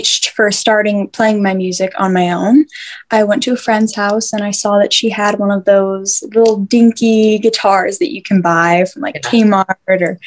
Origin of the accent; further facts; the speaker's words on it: Algona, Iowa, United States; now in Humboldt, United States; I am from Algona, Iowa.